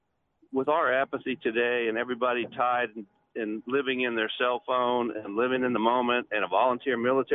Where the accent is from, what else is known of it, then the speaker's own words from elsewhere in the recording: Jacksonville, Florida, United States; also born or lived in Cocoa, Florida; I grew up in Jacksonville, Florida